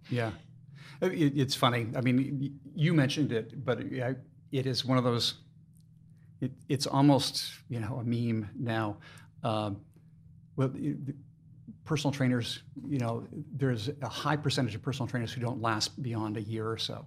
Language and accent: English; Maine, United States; now in Lehigh Valley, United States; I'm originally from Maine